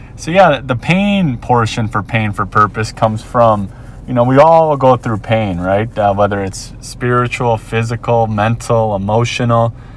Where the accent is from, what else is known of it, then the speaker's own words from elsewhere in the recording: Minnesota, United States; moved away as an adult; now in Ewa Beach, United States; born and raised in Minnesota